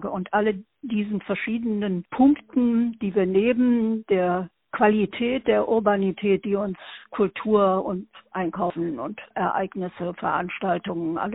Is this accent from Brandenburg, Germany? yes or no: no; Berlin, Germany; born there; now in Ruhr, Germany; Ich bin in Berlin geboren und dann äh, über viele Stationen also nun äh, zum Ende der Schulzeit hier im Ruhrgebiet gelandet und seitdem hier hängen geblieben